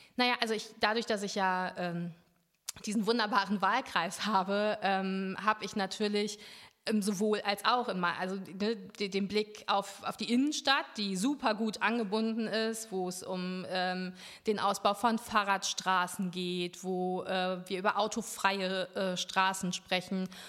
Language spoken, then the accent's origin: German; Lüdenscheid, North Rhine-Westphalia, Germany; moved away as an adult; also born or lived in Marburg; now in Cologne, Germany; ich bin in Lüdenscheid ähm, groß geworden, bin da zur Schule gegangen und nach dem Abitur bin ich dann ähm, fürs Studium nach Köln gekommen